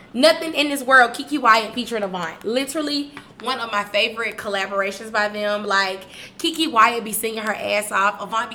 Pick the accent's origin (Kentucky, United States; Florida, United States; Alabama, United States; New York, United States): Alabama, United States; Tuscaloosa; you just got beat by a bitch from Tuscaloosa, you feel me? From the west side of Tuscaloosa at that.